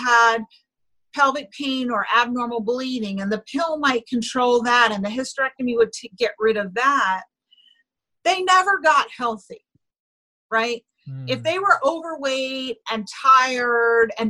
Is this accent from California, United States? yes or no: no; New York City, New York, United States; I grew up in New York City